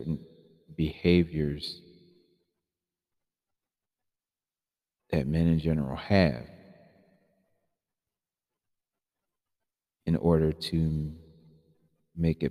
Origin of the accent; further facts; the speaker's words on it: Philadelphia, Pennsylvania, United States; my hometown of Philadelphia